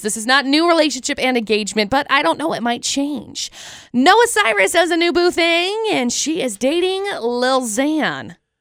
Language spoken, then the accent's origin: English; Tremont, United States; I grew up in Tremont